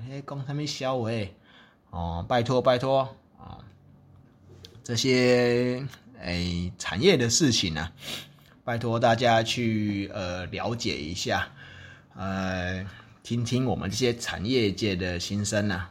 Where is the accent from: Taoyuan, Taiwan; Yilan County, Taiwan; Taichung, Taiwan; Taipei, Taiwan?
Taichung, Taiwan; 正好我的家乡之一的这个台中啊，就有一个精密的机械产业嘛